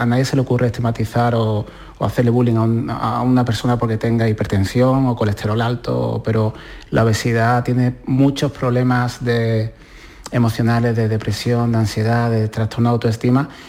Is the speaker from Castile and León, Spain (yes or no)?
no; Puerto Serrano, Andalusia, Spain; cuando estaba yo con mi abuela Rosario en mi pueblo, en Puerto Serrano